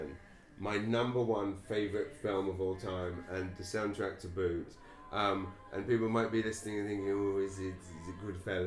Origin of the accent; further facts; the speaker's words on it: England, United Kingdom; moved away as an adult; now in Saint John, Canada; as a kid, I was just an English kid in an English school